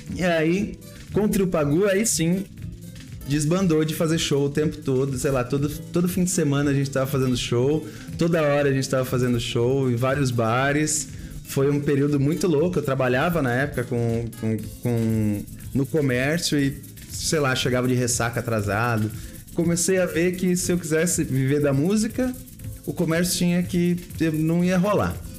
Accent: Embu das Artes, São Paulo, Brazil; eu passei a minha adolescência no Imbu

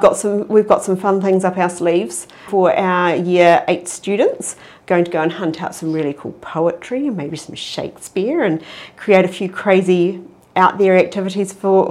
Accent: New Plymouth, Taranaki, New Zealand; now in Hamilton, New Zealand; growing up in Taranaki, and knowing that he lives in New Plymouth and that's where I grew up

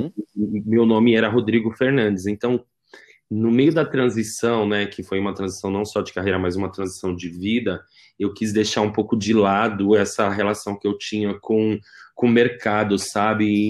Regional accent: São Paulo, Brazil; eu fui criado na Zona Leste

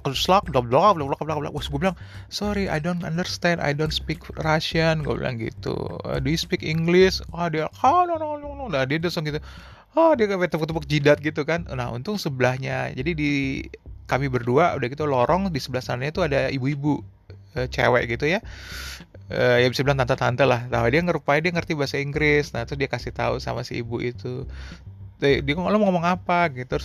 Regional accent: Indonesia; terus gue bilangin kan gue dari Indonesia gue bilang mau gue ke Helsinki

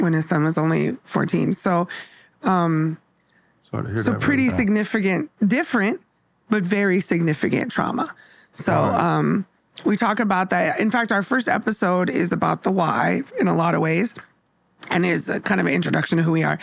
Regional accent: Bay Area, California, United States; now in Seattle, United States; I grew up in the Bay Area

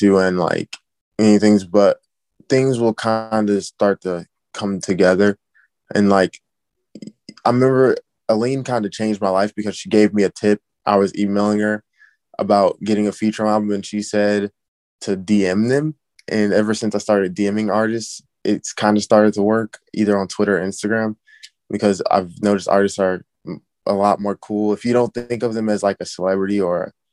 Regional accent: Illinois, United States; I am from the Illinois area.

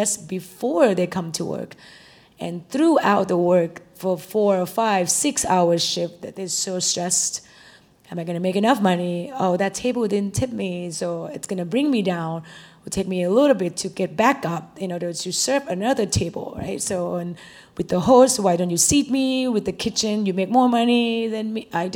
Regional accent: Thailand; now in Austin, United States; I'm from Thailand

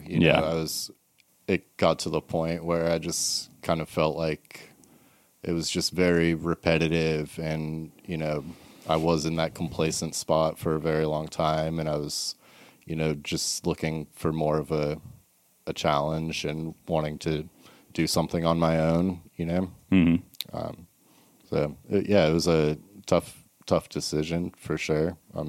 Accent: Charleston, South Carolina, United States; moved away as an adult; also born or lived in Massachusetts / Summerville, South Carolina / New York; now in Mooresville, United States; I grew up in Charleston for the most part, Charleston, South Carolina.

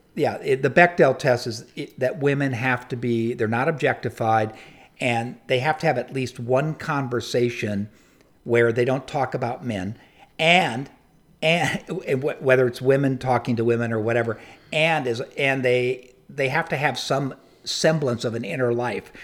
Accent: San Diego, California, United States; I grew up in San Diego

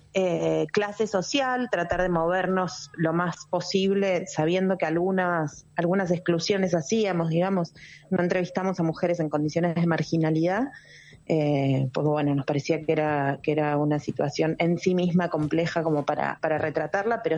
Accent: Argentina; yo soy argentina

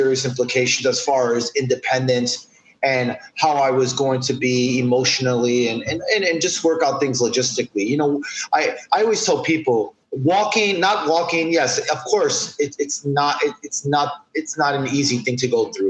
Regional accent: New York City, New York, United States; I'm born and raised in New York City, specifically right down the block from Times Square

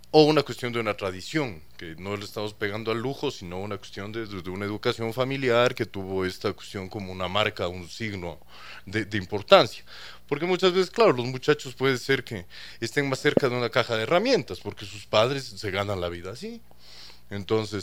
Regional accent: Ecuador; yo soy ecuatoriano, hijo de chileno

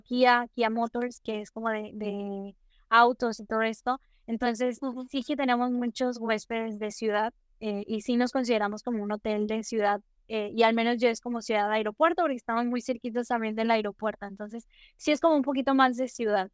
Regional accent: Nuevo León, Mexico; soy de México, específicamente del estado de Nuevo León, muchos lo conocen como Monterrey

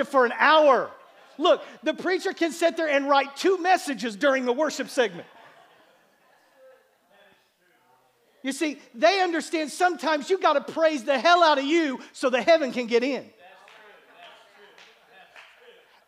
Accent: Bartlesville, Oklahoma, United States; growing up in Bartlesville, Oklahoma

